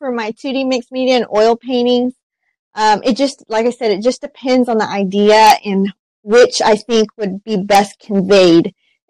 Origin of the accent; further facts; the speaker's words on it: Shawnee, Oklahoma, United States; born there; I was born in Shawnee, Oklahoma, but we moved back there for a while